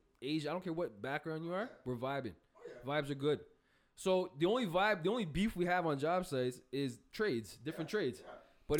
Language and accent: English; Canada; I'm the Canadian one in the pod